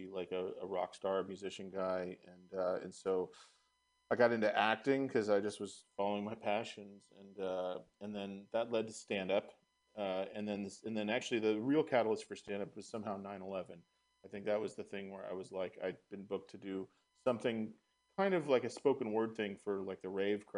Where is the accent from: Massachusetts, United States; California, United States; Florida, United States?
California, United States; Marin County; also born or lived in San Francisco; But I was raised in Marin County, and then I moved back to the city